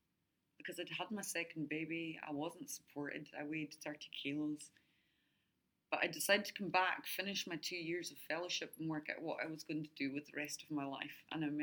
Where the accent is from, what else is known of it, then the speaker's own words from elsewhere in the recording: Adelaide, South Australia, Australia; born there; now in Brisbane, Australia; I was only supposed to come for 2 years, but because I was born here in Adelaide, I have an Australian passport.